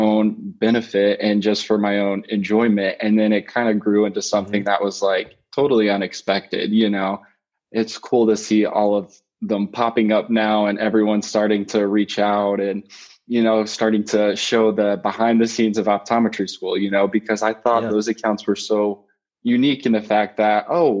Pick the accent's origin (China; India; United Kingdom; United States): United States; Springfield, Missouri; moved away as an adult; now in Chicago, United States; I'm from Springfield, Missouri originally, so right in the Midwest there